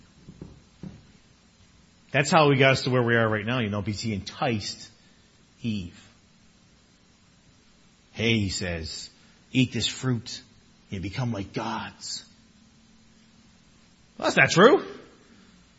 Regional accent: Newfoundland and Labrador, Canada; growing up in Newfoundland

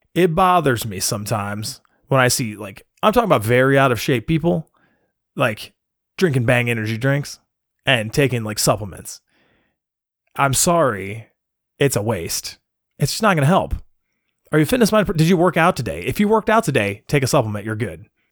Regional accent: United States

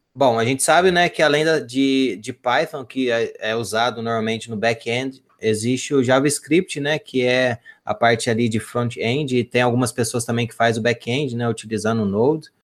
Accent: southern Minas Gerais, Brazil; Eu sou aqui do sul de Minas

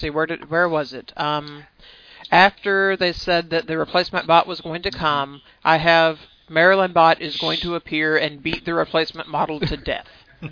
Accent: the American South, United States; I'm from the American South

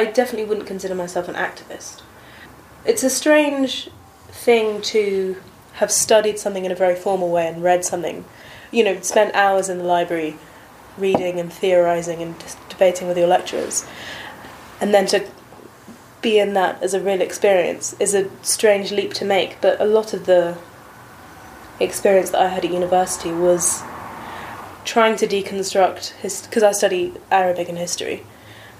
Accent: United Kingdom; moved away as an adult; also born or lived in Nablus; now in Ramallah, Palestine; me personally as a British woman

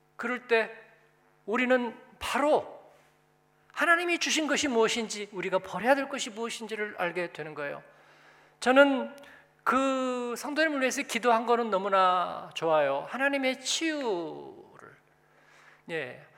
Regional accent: South Korea; moved away as an adult; also born or lived in Germany; now in Frankfurt, Germany; 내가 공부하고 한국에서 태어나고 어떻게 하다가 독일에 와서 살고 사역하고

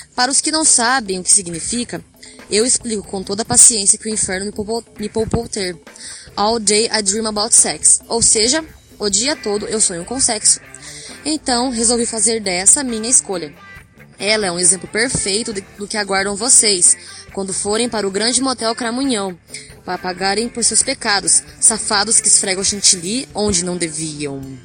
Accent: Águas da Prata, São Paulo, Brazil; sou de Águas da Prata, interior de São Paulo

